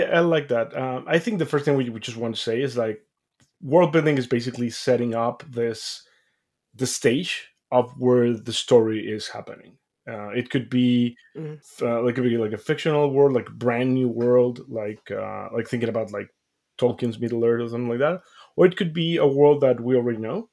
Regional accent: Mexico; I grew up mm-hmm. in Mexico, as I mentioned, like I'm from Mexico

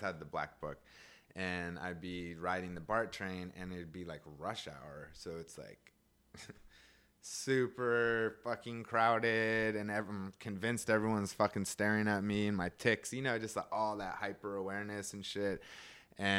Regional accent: Seattle, Washington, United States; moved away as an adult; also born or lived in Berkeley / Oakland; I grew up in Seattle

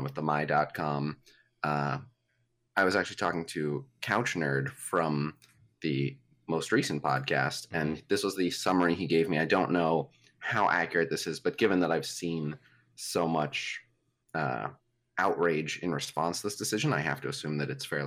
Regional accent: United States; as an American

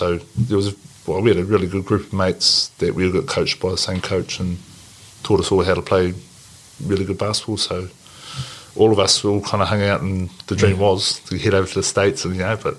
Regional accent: Invercargill, Southland, New Zealand; moved away; also born or lived in Blenheim / Japan; So I grew up in Invercargill, but my dad was a mass family in Blenheim. So that's how we ended up back here with all the whanau up there.

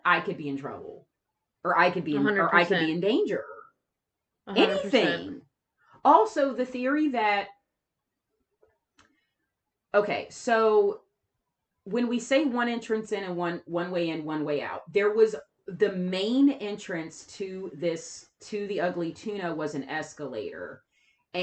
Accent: Ohio, United States; We record this in Ohio. We are not far from Columbus.

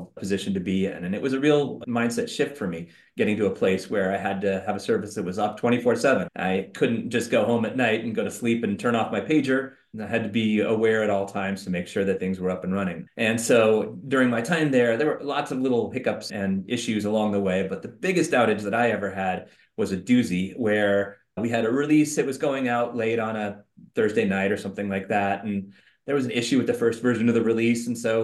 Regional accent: Silicon Valley, California, United States; I grew up in Silicon Valley

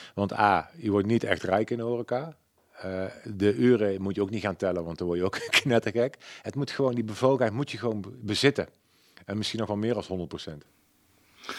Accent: Waalwijk, North Brabant, Netherlands; accent: zachte G; Ik ben geboren en getogen in Waalwijk.

